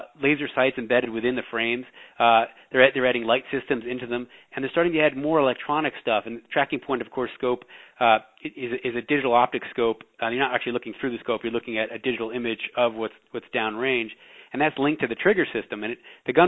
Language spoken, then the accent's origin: English; New York, United States; I'm a New Yorker